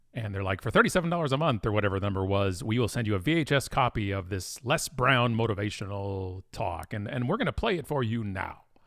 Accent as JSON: {"language": "English", "town": "Burlington", "region": "Ontario", "country": "Canada", "tie": "born or raised there", "also_born_or_lived": "Ottawa, Ontario", "lives_now": "Oakville, Canada", "said": "I was born in Burlington, Ontario, which is a suburb of Toronto, lived in Ottawa for a while, and most of my life has been right where I am right now, which is Oakville, Ontario"}